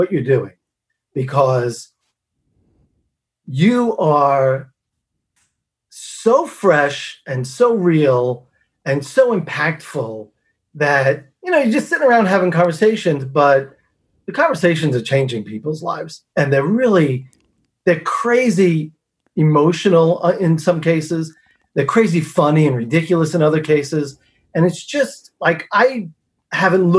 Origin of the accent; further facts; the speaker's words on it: Long Island, New York, United States; moved away as an adult; also born or lived in Chicago / Houston area; I'm from Long Island